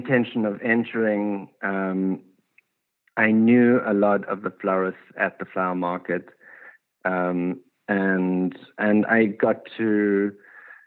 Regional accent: South Africa; moved away as an adult; now in Los Angeles, United States; When I came from South Africa, I didn't have an education

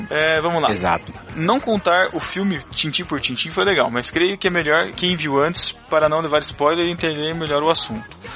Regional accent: Rio de Janeiro, Brazil; Ih, é, não, eu sou carioca.

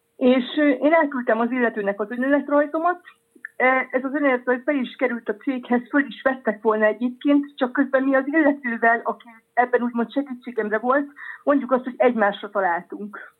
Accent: Hungary; now in France; Magyarországról érkeztem ide

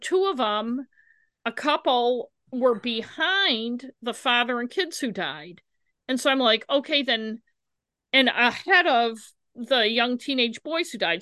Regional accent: United States; I am an American

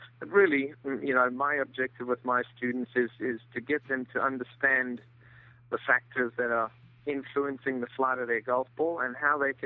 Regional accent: South Africa; moved away as an adult; also born or lived in Florida, United States; now in Bluffton, United States; I'm originally from South Africa. Came over to the U.S. In the mid-80s, played college golf

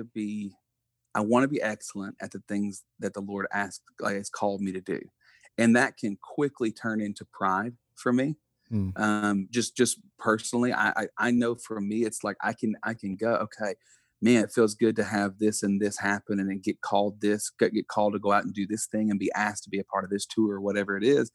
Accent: Buna, Texas, United States; me being born and raised in, we still live, like, we just built a house next to my parents in Buna, Texas.

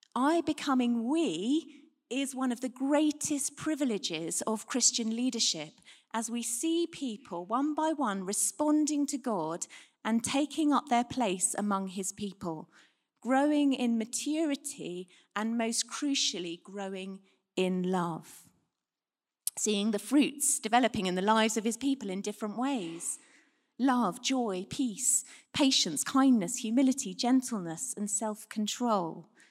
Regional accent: United Kingdom; We're British

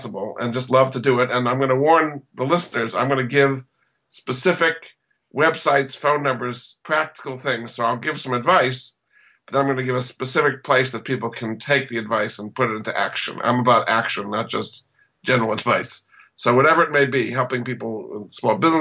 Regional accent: New England, United States; I grew up in New England

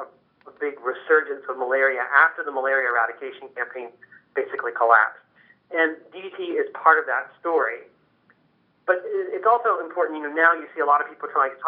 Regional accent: Pittsburgh, Pennsylvania, United States; my hometown in Pittsburgh

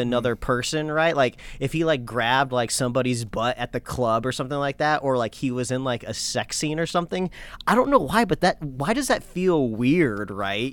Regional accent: United States; I'm an American

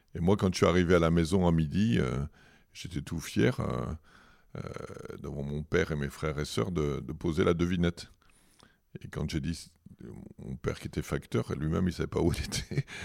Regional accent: Fréjus, Provence-Alpes-Côte d'Azur, France; also born or lived in Toulon; J'ai grandi à Fréjus, dans une cité HLM

